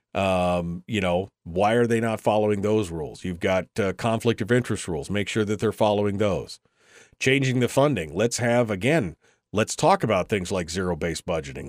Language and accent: English; Fairbanks, Alaska, United States; I'm born and raised in Fairbanks.